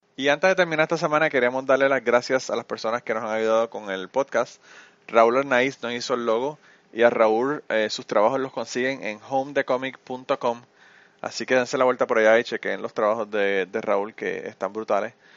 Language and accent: Spanish; Puerto Rico; moved away; los puertorriqueños hablamos como si estuviéramos cantando merengue